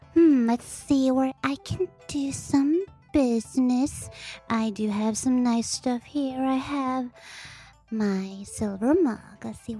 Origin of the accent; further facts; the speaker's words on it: Sweden; accent: Swedish; English is a second language; We're from Sweden. You have to take that into consideration because we're Swedish and we have a lot of accent going on.